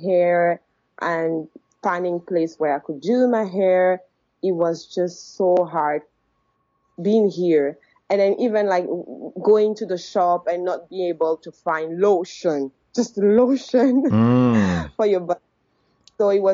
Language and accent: English; Gabon; moved away as an adult; now in China; from Gabon. I came to China for studying